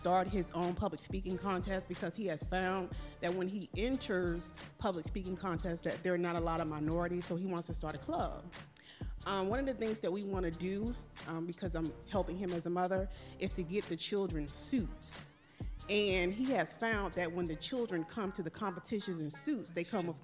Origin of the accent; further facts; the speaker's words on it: Norfolk, Virginia, United States; we're from Norfolk, Virginia.